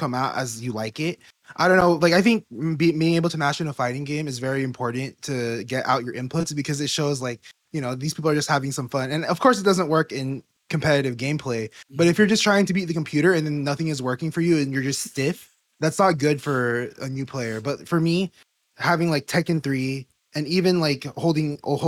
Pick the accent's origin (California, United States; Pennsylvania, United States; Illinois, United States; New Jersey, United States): California, United States; Pomona; growing up in SoCal